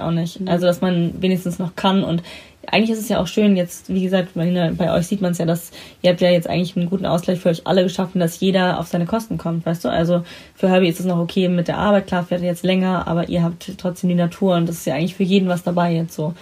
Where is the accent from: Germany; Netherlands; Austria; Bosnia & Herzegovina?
Germany; Baltic Sea coast; moved away; ich war drei, als wir dann an die Ostsee gezogen sind und ähm, da bin ich ja sozusagen, da habe ich ja meine Kindheit und da bin ich aufgewachsen